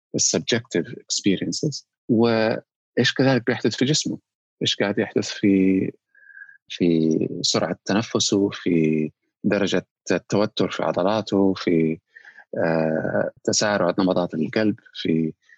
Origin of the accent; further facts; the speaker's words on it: Saudi Arabia; عندنا في السعوديه